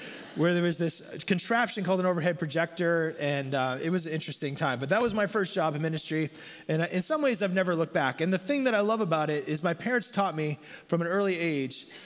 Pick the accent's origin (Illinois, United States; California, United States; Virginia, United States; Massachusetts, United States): Massachusetts, United States; North Central; I was born and raised in North Central Massachusetts in a very, very small town and grew up in a small church